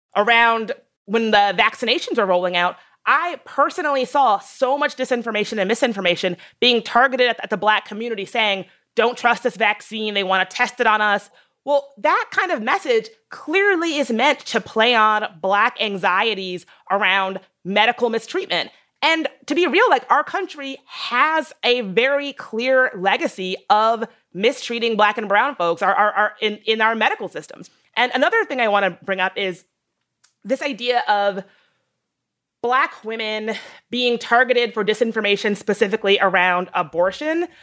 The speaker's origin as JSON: {"language": "English", "region": "the South", "country": "United States", "tie": "born or raised there", "said": "a girl growing up in the South"}